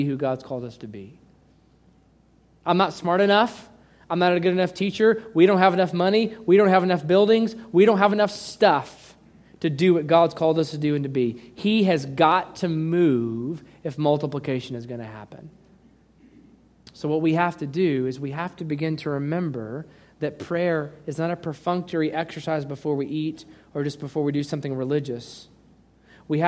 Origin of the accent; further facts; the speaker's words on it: United States; We Americans